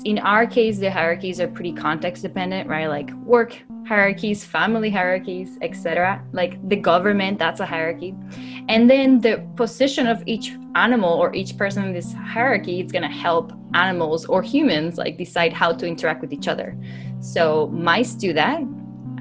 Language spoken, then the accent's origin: English; Puerto Rico; moved away as an adult; also born or lived in New York / San Diego; I'm born and raised in Puerto Rico